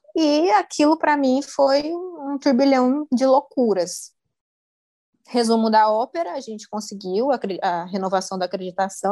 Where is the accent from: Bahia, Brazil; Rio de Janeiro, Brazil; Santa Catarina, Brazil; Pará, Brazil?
Pará, Brazil; Marabá; moved away as an adult; also born or lived in interior of São Paulo state, Brazil; now in Portugal; Eu sou paulista, nasci do interior de São Paulo e o globo girou e eu parei em Marabá, no Pará. Lá eu fiz ensino fundamental, ensino médio